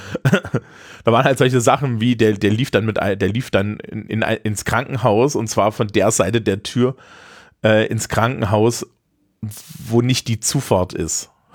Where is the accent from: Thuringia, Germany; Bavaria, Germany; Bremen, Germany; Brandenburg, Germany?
Thuringia, Germany; Eisenach; aus meiner Heimatstadt Eisenach